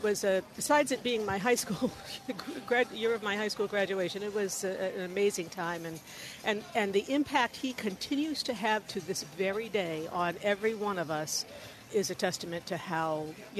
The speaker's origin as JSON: {"language": "English", "region": "New York", "country": "United States", "tie": "born or raised there", "moved": "as an adult", "lives_now": "Boston, United States", "said": "I do remember growing up in New York."}